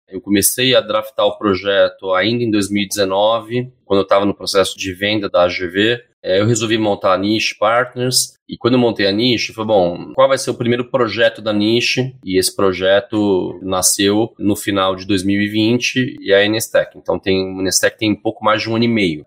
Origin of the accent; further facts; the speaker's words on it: São Paulo, Brazil; Eu sou paulistano